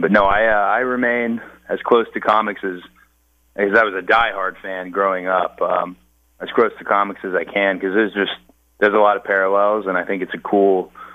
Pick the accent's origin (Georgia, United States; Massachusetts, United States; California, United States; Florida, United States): Georgia, United States; Marietta; I grew up in Marietta, Georgia